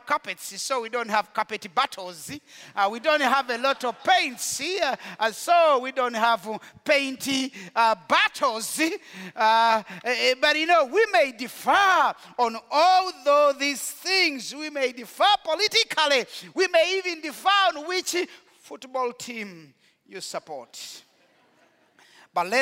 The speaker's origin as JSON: {"language": "English", "country": "Rwanda", "moved": "yes", "said": "In Rwanda, we know what it means to be dehumanized"}